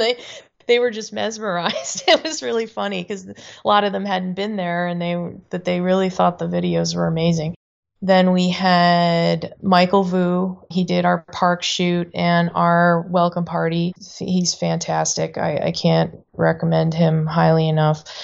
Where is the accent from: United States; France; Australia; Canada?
Canada; moved away; I grew up in Canada